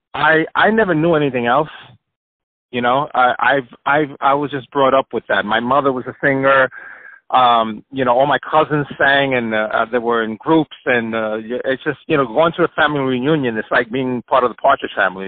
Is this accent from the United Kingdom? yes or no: no; Puerto Rico; also born or lived in New York; I was born in New York, and but I was raised in Puerto Rico